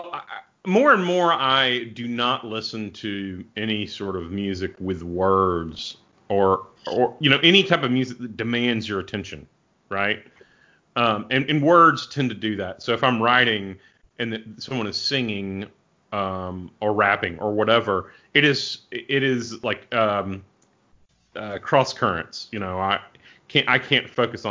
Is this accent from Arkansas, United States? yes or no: yes; Arkansas, United States; I'm from Arkansas, so I'm from the cradle of the blues.